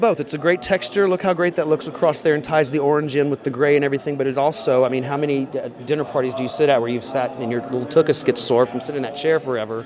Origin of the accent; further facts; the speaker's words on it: the South, United States; I'm from the South, so we do a lot of debutantes